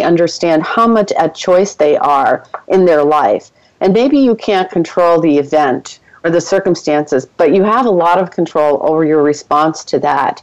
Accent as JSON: {"language": "English", "town": "Boston", "region": "Massachusetts", "country": "United States", "also_born_or_lived": "Ecuador", "said": "I'm originally from Boston"}